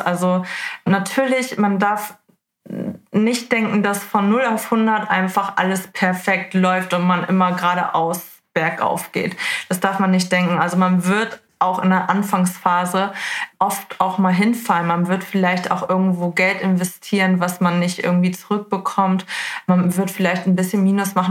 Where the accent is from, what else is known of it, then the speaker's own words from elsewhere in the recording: Hamburg, Germany; Ich komme aus Hamburg